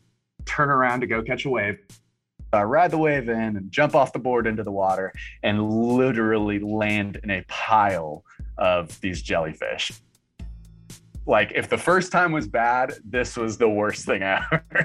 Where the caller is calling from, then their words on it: Wilmington, North Carolina, United States; I'm calling from Wilmington, North Carolina.